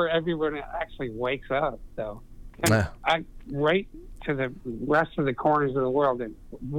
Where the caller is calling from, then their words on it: Florida, United States; I'm calling from Florida.